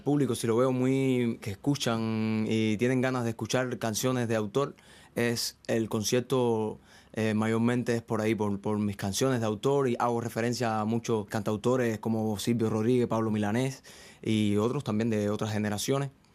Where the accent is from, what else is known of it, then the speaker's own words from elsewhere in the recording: Venezuela, Ciego de Ávila, Cuba; moved away as an adult; now in Spain; yo soy de Venezuela, Cuba. Hay un pueblecito en Cuba que se llama Venezuela, en la provincia de Ciego de Ávila